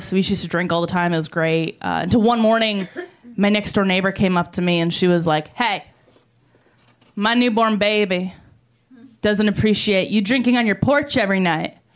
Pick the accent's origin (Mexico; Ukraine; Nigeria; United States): United States; New York; I am. I'm from New York. I'm on the road uh, here. I was in Colorado before here.